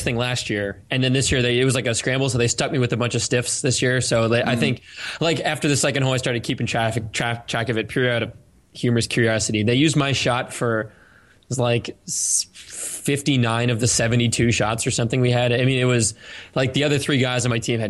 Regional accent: Cape Cod, Massachusetts, United States; I used to like paint seashells when I grew up in Cape Cod with like Red Sox logos on the inside of them and sell them to my neighbors

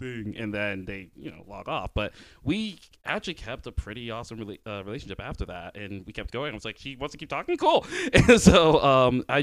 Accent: Indiana, United States; moved away as an adult; also born or lived in New York / Los Angeles; I'm born and raised in Indiana

